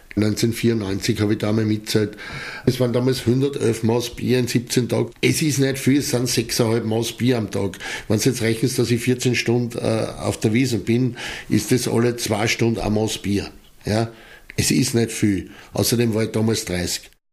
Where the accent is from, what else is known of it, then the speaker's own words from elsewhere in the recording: Eastern Austria, Austria; bei uns in Österreich, in Ostösterreich